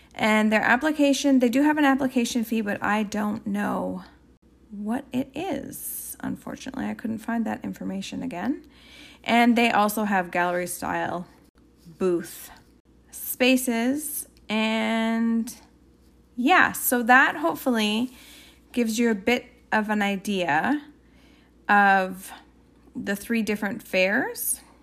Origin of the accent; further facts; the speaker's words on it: Canada; I'm Canadian